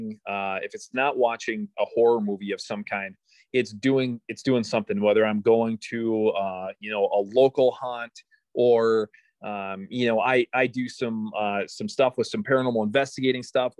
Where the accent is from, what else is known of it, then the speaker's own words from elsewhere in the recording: Minnesota, United States; I'm from Minnesota.